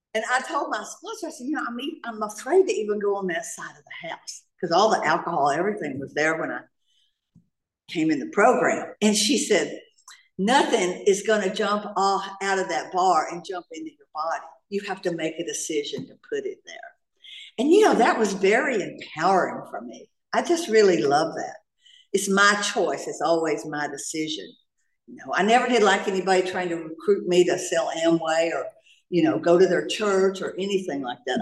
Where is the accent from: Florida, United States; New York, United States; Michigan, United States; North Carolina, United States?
North Carolina, United States; also born or lived in Atlanta, Georgia; now in Laguna Niguel, United States; I'm from Atlanta, Georgia. Well, I'm from North Carolina originally, but I moved here from Atlanta, Georgia